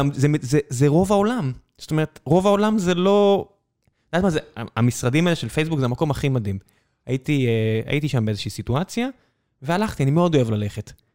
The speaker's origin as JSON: {"language": "Hebrew", "country": "Israel", "said": "אני ישראלי"}